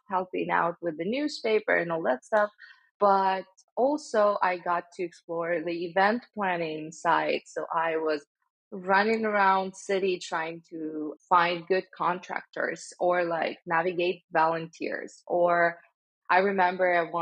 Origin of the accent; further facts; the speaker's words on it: Stavropol, Stavropol Krai, Russia; moved away as an adult; also born or lived in St. Petersburg, Russia; now in United States; I was born in Stavropol. This is a small city in the Russian North Caucasus region